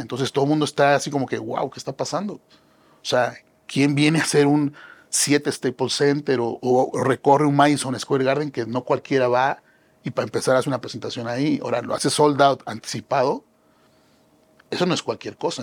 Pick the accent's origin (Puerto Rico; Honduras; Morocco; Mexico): Mexico; somos mexicanos